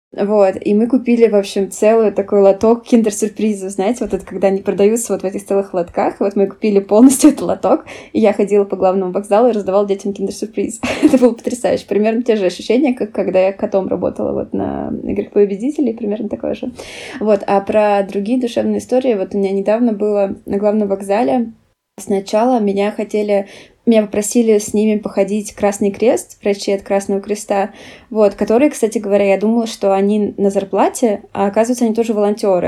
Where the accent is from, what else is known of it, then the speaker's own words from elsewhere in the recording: Russia; now in Germany; Я ответила, что из России